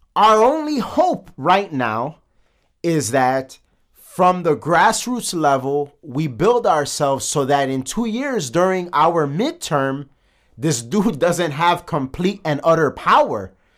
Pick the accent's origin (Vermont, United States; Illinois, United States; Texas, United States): Illinois, United States; Chicago; we're from the south side of Chicago